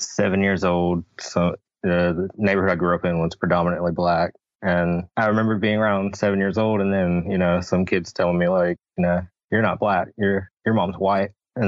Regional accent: North Carolina, United States; I'm from North Carolina.

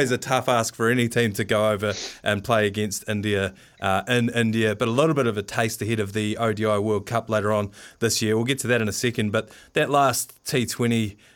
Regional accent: Waimate, Canterbury, New Zealand; myself I'm from Waimate, so just up the road there.

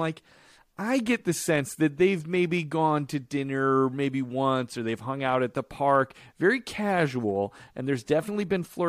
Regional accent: Chicago, Illinois, United States; When I was growing up in Chicago, I went to a church called Grace Lutheran Church.

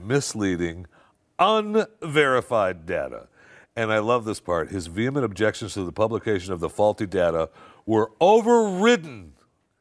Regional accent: Michigan, United States; I grew up in Michigan

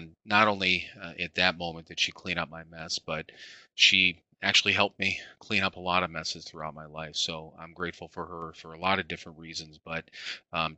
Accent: Parma, Ohio, United States; I was born in Parma, Ohio

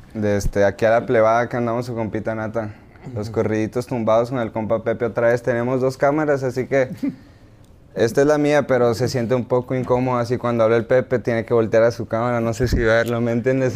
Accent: Hermosillo, Sonora, Mexico; nací, crecí eh, eh, en Hermosillo y con los de la cuadra

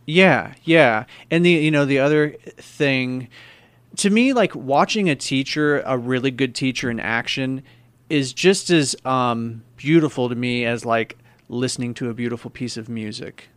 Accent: Missouri, United States; I'm from Missouri, man, so I have a lot of friends, family that hunt

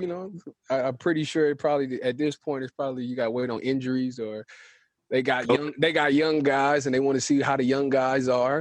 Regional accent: Cleveland, Ohio, United States; I'm from Cleveland, so I'm a Browns fan

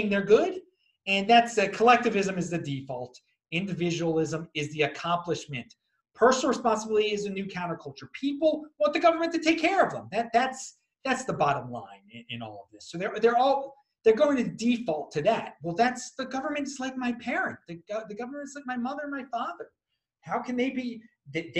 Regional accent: Baltimore, Maryland, United States; I'm from Baltimore originally

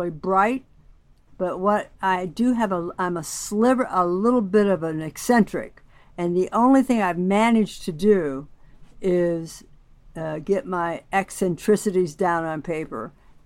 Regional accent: Huntertown, Indiana, United States; I was raised in the country outside of Huntertown, Indiana.

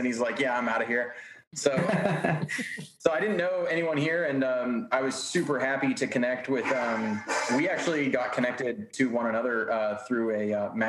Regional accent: Midwest, United States; born there; now in Houston, United States; I was born in the Midwest and then came to Texas for work, and I've just moved further and further south, and I landed in Houston not knowing anybody.

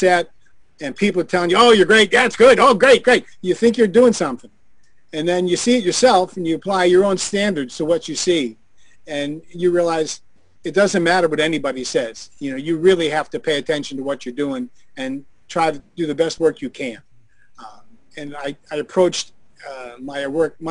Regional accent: Pittsburgh, Pennsylvania, United States; Squirrel Hill is the community I grew up in Pittsburgh, Pennsylvania

